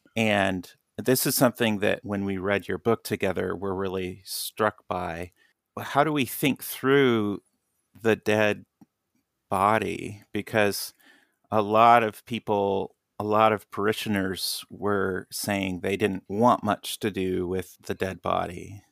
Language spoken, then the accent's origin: English; Kansas, United States; now in Michigan, United States; growing up in Kansas